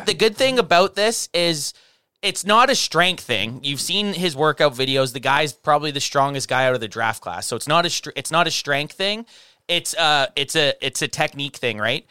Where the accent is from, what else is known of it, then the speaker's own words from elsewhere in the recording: Canada; we're from Canada